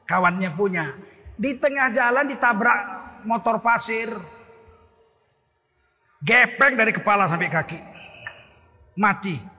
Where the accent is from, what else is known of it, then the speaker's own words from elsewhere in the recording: Tanjung Sari, Indonesia; Dulu di kampung saya di Tanjung Sari, saya sudah guru di Muhammadiyah.